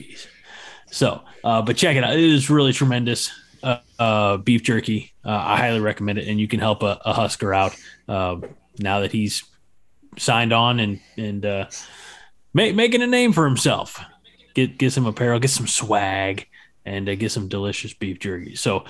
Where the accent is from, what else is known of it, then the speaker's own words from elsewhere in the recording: Illinois, United States; I'm from Illinois.